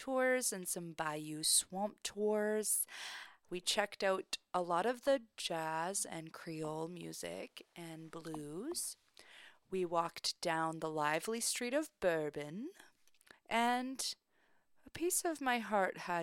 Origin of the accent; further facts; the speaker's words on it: Canada; I'm from Canada